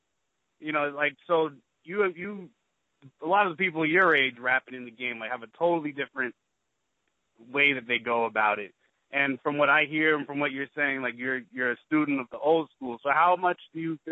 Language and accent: English; New York City, New York, United States; I'm from the Bronx